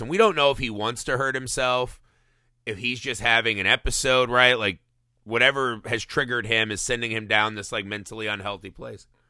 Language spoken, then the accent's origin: English; United States